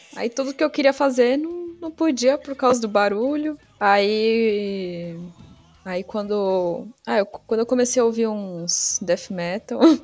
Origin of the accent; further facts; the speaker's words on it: São Paulo, Brazil; eu nasci na Zona Sul de São Paulo e cresci também na, na Zona Sul.